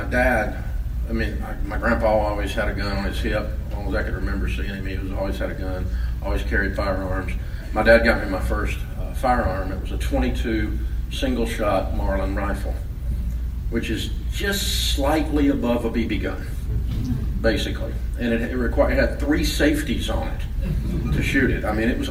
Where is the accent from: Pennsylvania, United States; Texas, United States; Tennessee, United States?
Tennessee, United States; Antioch; also born or lived in Maryville, Tennessee; I was born in Merville, Tennessee. If you're a Yankee, that's spelled Maryville. In the hills of East Tennessee. Mom and Daddy moved here when I was 3, and I grew up in Antioch on the other side of the tracks